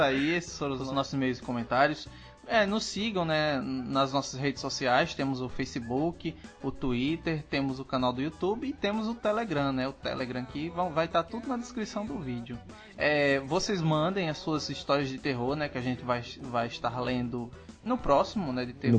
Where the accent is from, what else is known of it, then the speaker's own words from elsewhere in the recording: Northeast Region, Brazil; com o meu sotaque, é? Só porque eu sou não, nordestino